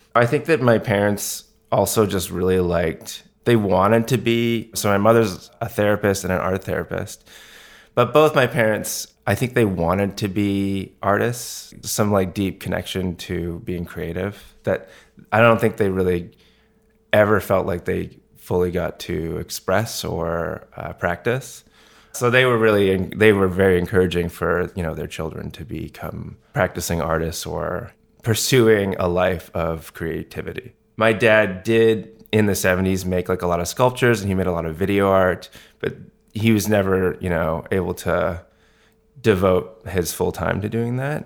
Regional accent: Vancouver, British Columbia, Canada; moved away as an adult; also born or lived in Montreal / Toronto; now in New York, United States; I grew up in Vancouver on the West Coast.

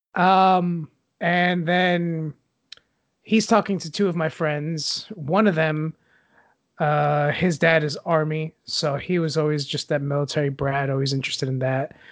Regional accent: Puerto Rico; growing up in Puerto Rico, we didn't really have internet where we lived.

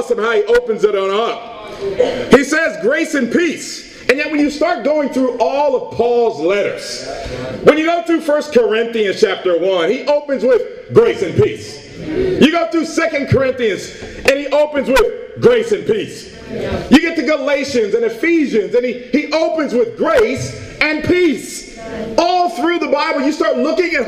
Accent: Portland, Oregon, United States; I'm from Portland, Oregon

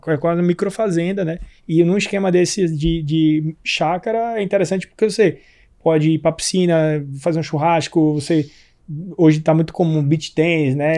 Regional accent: Pernambuco, Brazil; eu sou pernambucano, né? Em Recife, eu tenho lá em Pernambuco um sítio

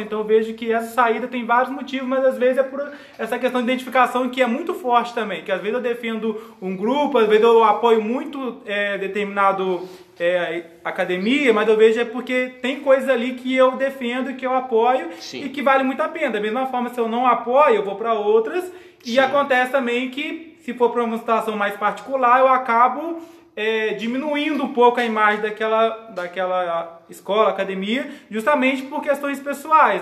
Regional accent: Juiz de Fora, Minas Gerais, Brazil; diretamente de Juiz de Fora, Minas Gerais

